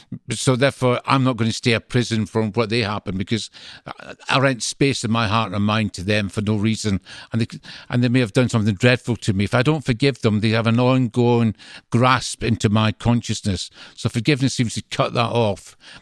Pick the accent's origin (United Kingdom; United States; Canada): United Kingdom; Greenock, Scotland; accent: Scottish; now in England; I'm from the Glasgow side, a town called Greenock.